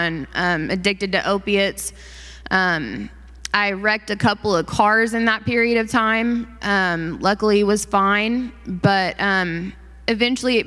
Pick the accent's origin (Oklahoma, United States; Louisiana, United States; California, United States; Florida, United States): Oklahoma, United States; Enid; I grew up in Enid, Oklahoma